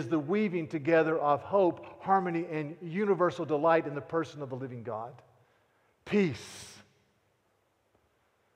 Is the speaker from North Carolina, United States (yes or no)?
yes; North Carolina, United States; I'm from North Carolina